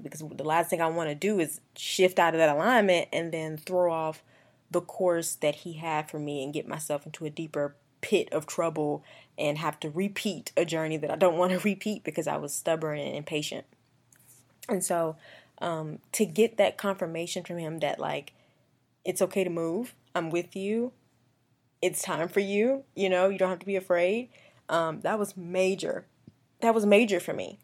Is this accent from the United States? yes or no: yes; Columbia, South Carolina, United States; moved away as an adult; also born or lived in Augusta, Georgia; now in Atlanta, United States; I just grew up there